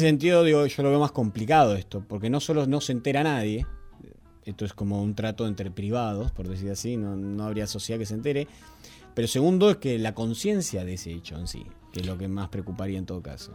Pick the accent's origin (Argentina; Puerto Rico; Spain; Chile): Argentina; nosotros somos argentinos